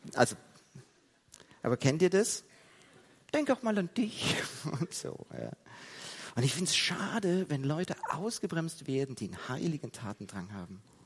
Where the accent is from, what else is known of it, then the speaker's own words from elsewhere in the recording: Heidelberg, Baden-Württemberg, Germany; dass ich in der Gemeinde aufgewachsen bin in Heidelberg